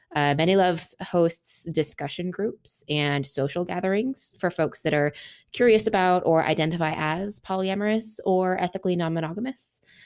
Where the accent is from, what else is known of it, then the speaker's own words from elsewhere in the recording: Seattle, Washington, United States; moved away as an adult; now in Nashville, United States; I am originally from Seattle, born and raised